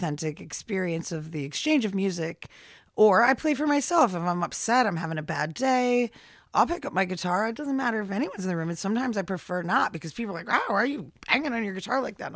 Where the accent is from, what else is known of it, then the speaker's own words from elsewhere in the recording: Troy, New York, United States; I grew up in the Troy School District in Lansingburg